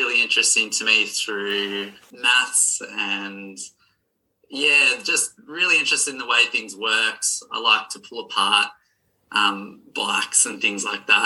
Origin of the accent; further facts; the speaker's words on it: Maitland, New South Wales, Australia; I've lived around Maitland my whole life. I was born here.